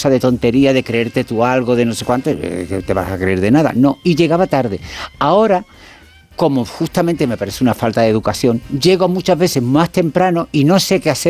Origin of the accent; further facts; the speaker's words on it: Málaga, Andalusia, Spain; also born or lived in Tangier, Morocco; yo nací en Tánger y me crié en Málaga.